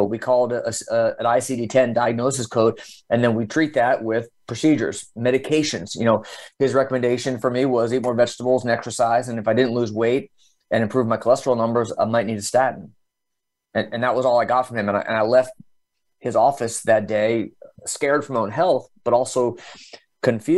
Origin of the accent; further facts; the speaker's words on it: Dallas, Texas, United States; also born or lived in New Jersey; I grew up in the Dallas area. I was born in Jersey, but my family moved to Texas when I was seven. And so I really grew up in the Dallas area